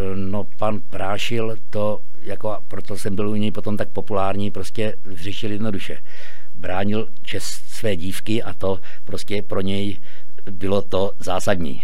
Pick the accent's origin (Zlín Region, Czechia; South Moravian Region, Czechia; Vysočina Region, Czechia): Zlín Region, Czechia; Slopné; now in Chýše, Czech Republic; narodil jsem se ve Zlíně, ale, ale bydlel jsem ve vesnici Slopné